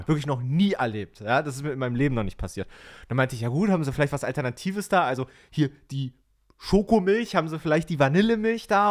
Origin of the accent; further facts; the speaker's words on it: East Germany, Germany; ich bin ja in Ostdeutschland geboren, ne? also ehemalige DDR sozusagen